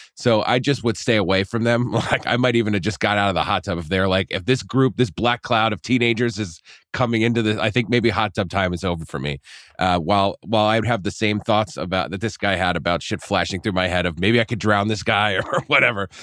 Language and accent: English; Poughkeepsie, New York, United States; moved away; your college town is my hometown